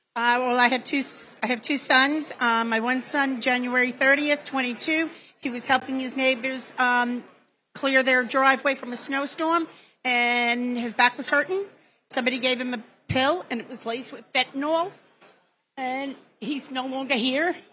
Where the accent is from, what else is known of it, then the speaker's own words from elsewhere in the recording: New York City, New York, United States; I'm from New York City, Queens, New York